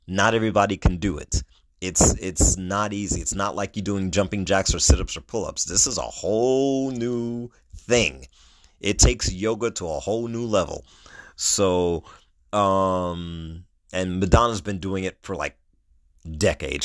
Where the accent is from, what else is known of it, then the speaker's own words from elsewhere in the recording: New York City, New York, United States; moved away as an adult; also born or lived in Brooklyn, New York; I was born in Brooklyn, raised in Queens